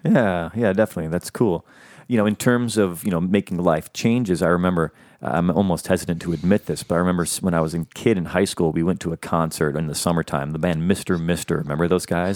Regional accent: Chicago, Illinois, United States; now in Los Angeles, United States; growing up in Chicago where there was nothing even akin

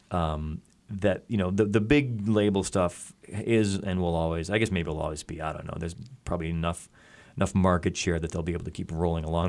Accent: Chicago, Illinois, United States; the venues in my hometown

